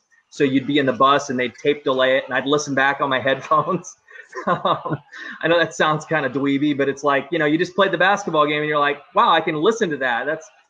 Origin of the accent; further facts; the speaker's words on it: Southern Illinois, United States; moved away as an adult; also born or lived in Las Vegas, Nevada / Atlantic City, New Jersey; now in Memphis, United States; I grew up in Southern Illinois listening to Cardinal baseball like a lot of people.